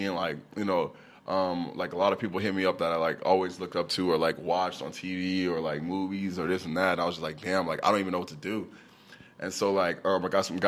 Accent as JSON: {"language": "English", "region": "Texas", "country": "United States", "tie": "born or raised there", "also_born_or_lived": "New Orleans, Louisiana / Austin, Texas", "said": "I was born in New Orleans, Louisiana. You know what I'm saying? For a couple years, you know, but then I moved to Texas, and I went to high school in Texas"}